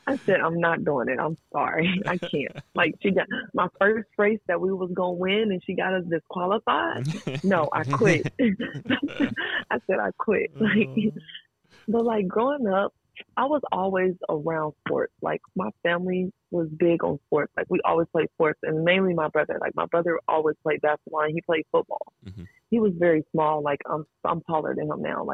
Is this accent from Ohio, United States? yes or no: yes; Dayton, Ohio, United States; I come from Dayton. Like, Dayton is not a really big town